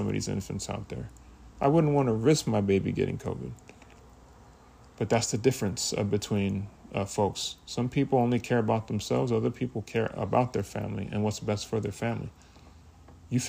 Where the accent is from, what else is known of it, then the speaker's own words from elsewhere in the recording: United States; I was born in America